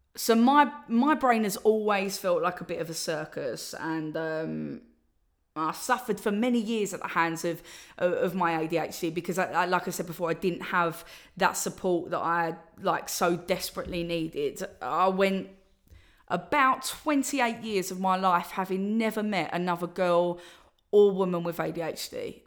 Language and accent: English; Essex, East of England, United Kingdom; I'm from Essex, and, uh, that's how I talk.